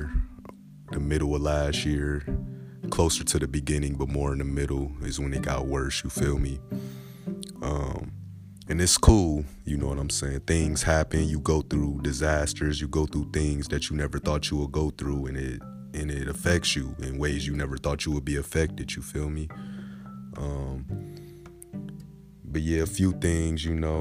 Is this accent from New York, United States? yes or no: no; Grand Rapids, Michigan, United States; born and raised in Grand Rapids, Michigan